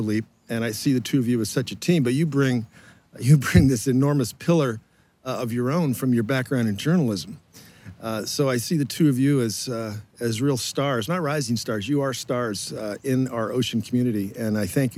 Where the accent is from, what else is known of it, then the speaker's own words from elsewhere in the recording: outside of Boston, Massachusetts, United States; I grew up outside of Boston, in a rural area, not close to the ocean